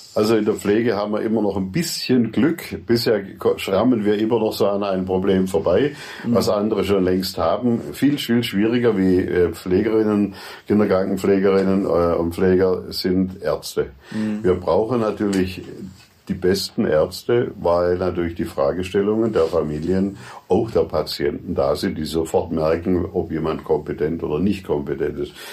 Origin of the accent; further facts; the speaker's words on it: Furtwangen, Baden-Württemberg, Germany; Furtwangen, meine Heimatstadt